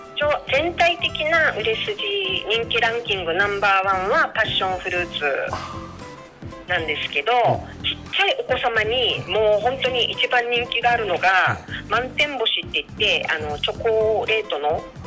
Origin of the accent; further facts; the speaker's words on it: Okinawa, Japan; 沖縄生まれ、沖縄育ち